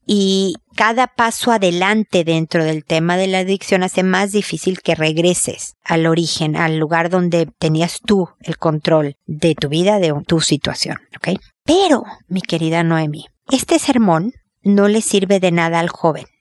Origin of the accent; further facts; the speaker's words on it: Mexico; moved away; mudarse a, México, a mi tierra